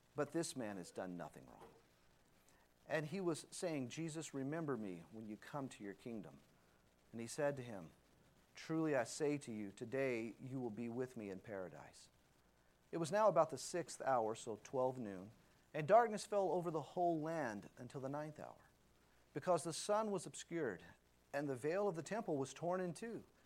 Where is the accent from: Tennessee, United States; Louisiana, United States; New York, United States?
Louisiana, United States; I was a big New Orleans Saints fan because I grew up in Louisiana.